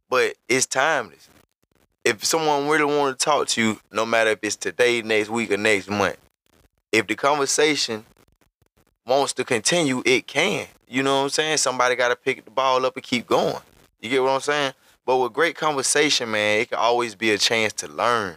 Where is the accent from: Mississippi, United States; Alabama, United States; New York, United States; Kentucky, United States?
Alabama, United States; Montgomery; I'm from Montgomery, Alabama. It's where I was born and raised.